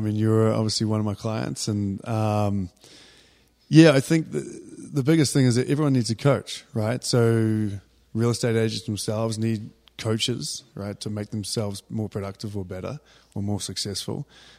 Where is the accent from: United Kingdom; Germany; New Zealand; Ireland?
New Zealand; moved away as an adult; now in Colorado, United States; I'm originally from New Zealand. I came to America just over 20 years ago to actually play rugby. Then met a girl and stayed. So America's home now, and Colorado's been home for almost 20 years.